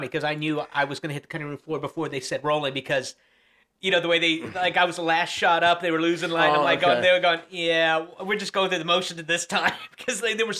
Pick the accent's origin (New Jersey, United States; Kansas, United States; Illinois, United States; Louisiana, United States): Kansas, United States; moved away; I grew up in Kansas.